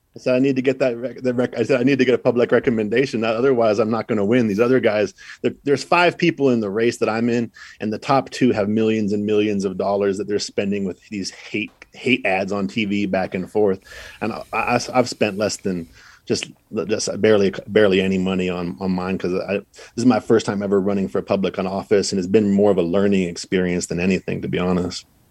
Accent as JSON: {"language": "English", "region": "Idaho", "country": "United States", "also_born_or_lived": "Los Angeles", "moved": "yes", "said": "I'm from Idaho. I'm living in L"}